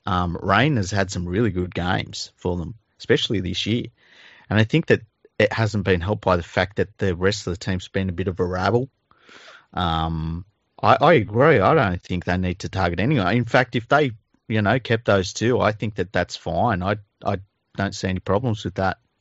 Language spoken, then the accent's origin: English; Sydney, New South Wales, Australia; my fucking entire childhood growing up in Mount Druitt